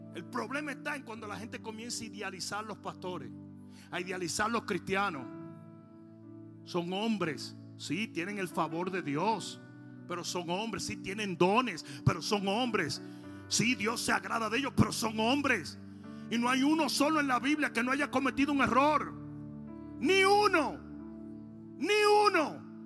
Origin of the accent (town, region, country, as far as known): Dominican Republic; moved away